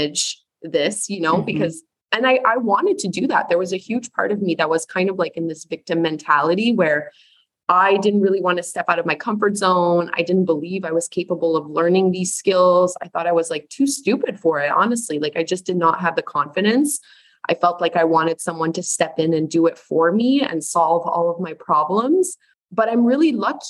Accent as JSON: {"language": "English", "country": "Canada", "said": "I'm Canadian."}